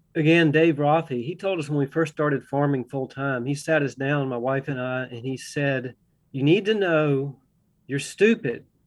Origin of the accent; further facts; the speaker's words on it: Augusta, Georgia, United States; now in Russell County, Virginia, United States; I grew up in Augusta, Georgia, close to the Savannah River